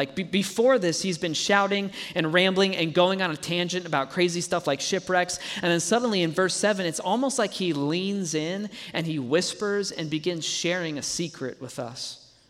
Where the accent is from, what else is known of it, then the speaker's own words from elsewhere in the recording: Colorado, United States; I'm from Colorado, so I always have to clarify what kind of stoned Paul was.